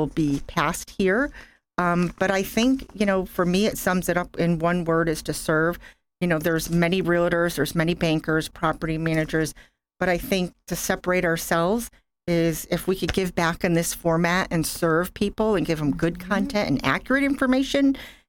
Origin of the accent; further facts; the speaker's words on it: Connecticut, United States; moved away as an adult; now in Port St. Lucie, United States; So I am from Connecticut. I was there forever, my whole life. I decided that I needed a new journey, and I picked Port St. Lucie.